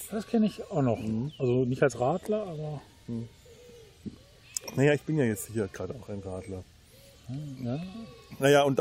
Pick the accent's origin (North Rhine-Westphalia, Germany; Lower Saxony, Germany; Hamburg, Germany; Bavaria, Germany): Bavaria, Germany; Da bin ich als Unterfranke auch neidlos, gestehe ich das den Oberfranken gerne zu.